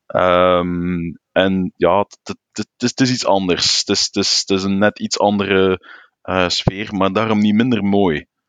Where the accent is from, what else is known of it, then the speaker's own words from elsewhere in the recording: Flanders, Belgium; als Vlaming